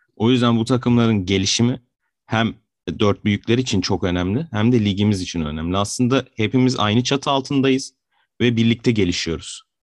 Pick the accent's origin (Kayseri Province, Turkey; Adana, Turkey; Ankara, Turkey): Adana, Turkey; born or raised there